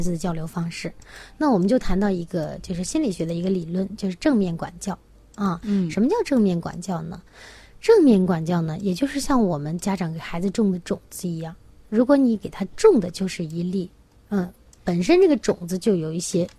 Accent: China; 就是我们中国人会有一个，呃，很有意思的，嗯，那个老话哈

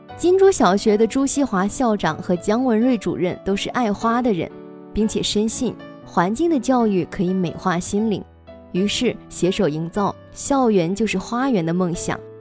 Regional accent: China; now in Lianyungang, China; 从小在大兴安岭的一个山坳里面的小镇长大的

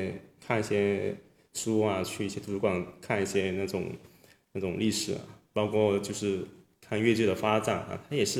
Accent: Guangdong, China; 就是我们广东这边，他因为他宗旨宗族的这种这种这种，

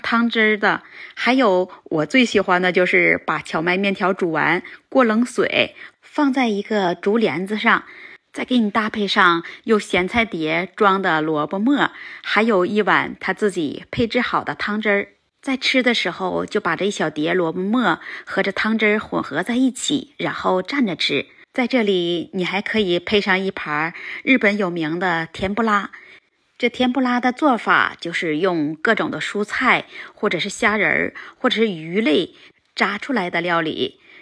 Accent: Northeast China, China; moved away as an adult; now in Japan; 我是东北人

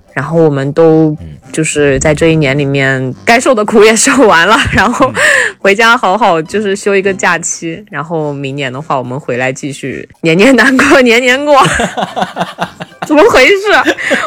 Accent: Shanxi, China; 我是山西人，我是可能靠内陆一点

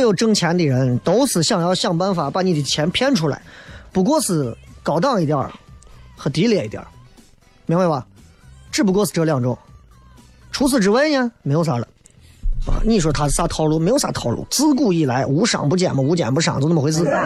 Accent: China; 作为一个中国人

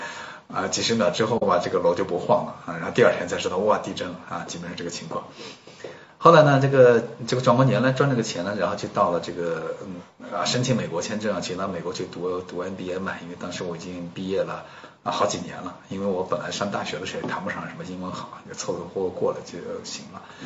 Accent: China; 现在当时有一万人，然后就我一个中国人，然后没有看到其他的啊那个国内去的人

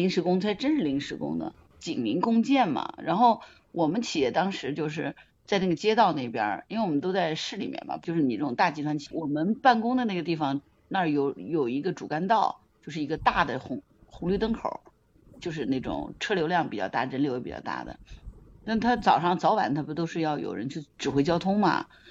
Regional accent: Hangzhou, Zhejiang, China; 我来自杭州。

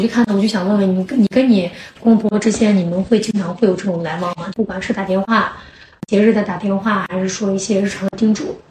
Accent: Shaanxi, China; 我们陕西人娶一些外地的媳妇儿

